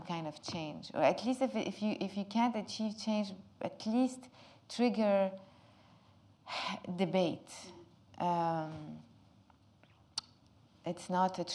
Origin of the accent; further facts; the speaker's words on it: Lebanon; English is a second language; living in Lebanon and growing up in Lebanon in such a difficult, complicated country